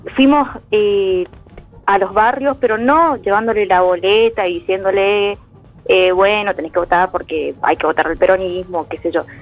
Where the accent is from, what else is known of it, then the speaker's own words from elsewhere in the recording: Corrientes, Argentina; yo no me quiero ir de mi provincia, de mi lugar, de mi tierra